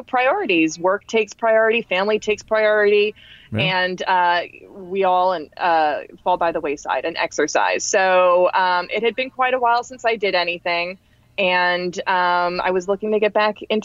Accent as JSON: {"language": "English", "town": "New York City", "region": "New York", "country": "United States", "tie": "born or raised there", "moved": "yes", "lives_now": "New Jersey, United States"}